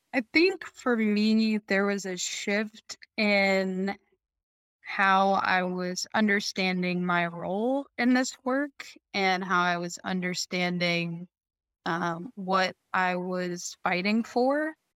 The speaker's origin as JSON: {"language": "English", "area": "right outside of Washington D.C.", "region": "Maryland", "country": "United States", "tie": "born or raised there", "moved": "yes", "lives_now": "Chicago, United States", "said": "I grew up in Maryland, right outside of Washington D.C."}